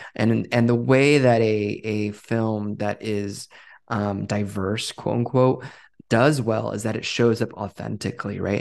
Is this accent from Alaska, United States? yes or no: no; Westminster, California, United States; moved away as an adult; also born or lived in Boston area; I grew up in Westminster and then I went to school in the Northeast. um, and moved to the Boston area for seven years.